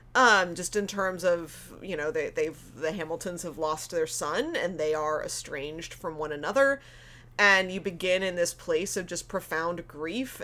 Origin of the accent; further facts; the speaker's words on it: United States; moved away as an adult; now in Canada; as an American